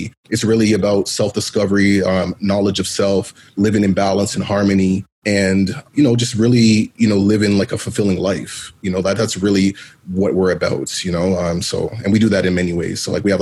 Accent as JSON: {"language": "English", "town": "Toronto", "region": "Ontario", "country": "Canada", "tie": "born or raised there", "said": "me being a black male being born and raised in Toronto of Jamaican parents, Jamaican descent"}